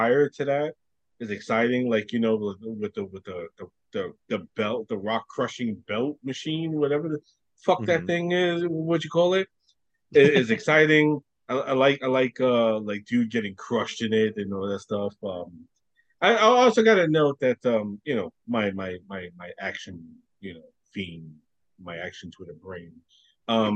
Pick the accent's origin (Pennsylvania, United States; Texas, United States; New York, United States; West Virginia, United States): New York, United States; New York City; I grew up in Brooklyn